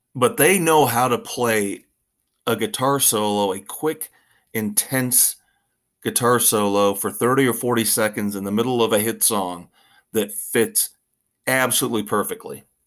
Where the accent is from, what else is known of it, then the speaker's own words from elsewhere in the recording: Midwest, United States; me growing up in the Midwest